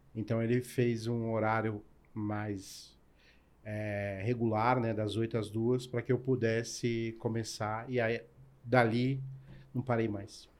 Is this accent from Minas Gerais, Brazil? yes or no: no; São Paulo, Brazil; also born or lived in Ceará; sou cearense, nordestino com muito orgulho. Meus pais vieram para São Paulo na busca de uma vida melhor, eu tinha dois anos de idade. Então, toda a minha história de, de vida e de trabalho é em São Paulo